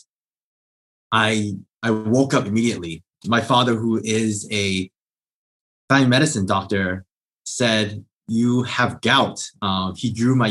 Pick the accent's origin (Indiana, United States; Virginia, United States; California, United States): California, United States; Southern; I grew up in Southern California